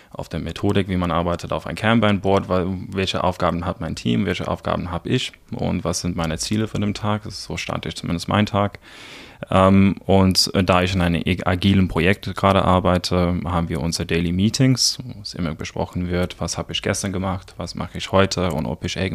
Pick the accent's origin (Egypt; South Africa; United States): South Africa; German is a second language; now in Germany; ich komme ursprünglich aus Südafrika, aus einem kleinen Dorf, es nennt sich Neisner. Sehr komisch geschrieben, einfach ausgesprochen. Ähm, ich bin ungefähr seit zehn Jahren in Deutschland.